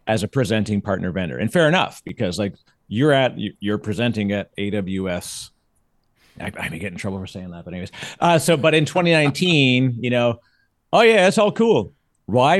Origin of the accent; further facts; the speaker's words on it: Canada; now in United States; As a Canadian, it's gonna blow me up 'cause I still say, everyone still has to say pasta and Mazda